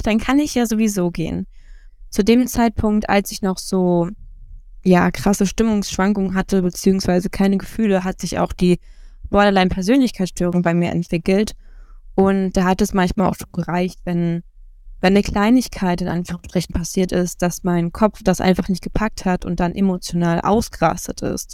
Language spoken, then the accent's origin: German; Rostock, Mecklenburg-Vorpommern, Germany; ich bin 24 Jahre, ich komme aus Rostock